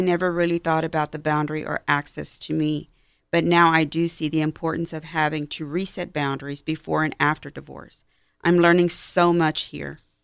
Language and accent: English; Houston, Texas, United States; I am from Houston